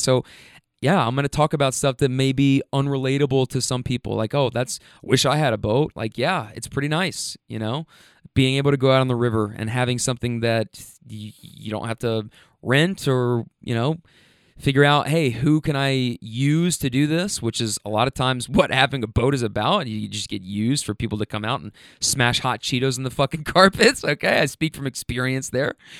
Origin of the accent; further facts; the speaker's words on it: Kentucky, United States; also born or lived in Bay Area, California; you guys know I'm from Kentucky